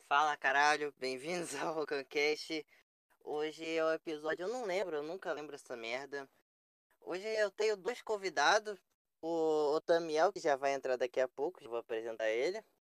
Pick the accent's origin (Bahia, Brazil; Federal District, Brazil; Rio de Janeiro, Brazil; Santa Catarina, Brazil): Rio de Janeiro, Brazil; moved away; eu sou do Rio, atualmente eu não moro no Rio